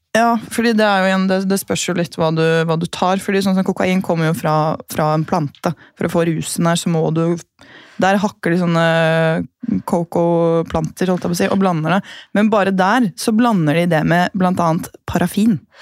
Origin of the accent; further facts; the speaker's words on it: Gol, Buskerud, Norway; moved away; så er jeg fra Gol